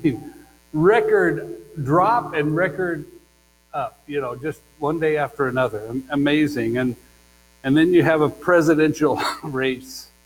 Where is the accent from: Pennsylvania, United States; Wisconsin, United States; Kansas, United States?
Kansas, United States; moved away; Since I grew up in Kansas